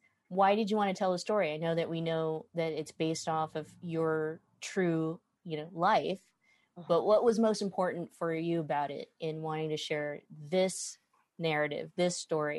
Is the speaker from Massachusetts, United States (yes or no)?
no; Stockton, California, United States; I grew up in Stockton, California